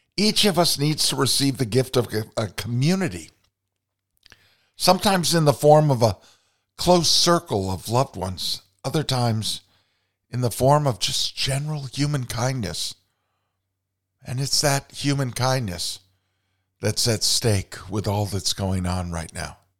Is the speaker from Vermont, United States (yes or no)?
yes; Vermont, United States; growing up in Vermont